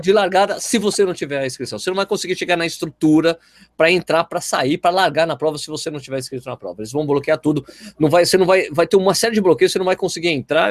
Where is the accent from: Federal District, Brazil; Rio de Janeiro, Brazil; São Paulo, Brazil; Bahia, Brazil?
São Paulo, Brazil; moved away as an adult; now in Jundiaí, Brazil; eu sou de São Paulo, mas moro em Jundiaí há 15 anos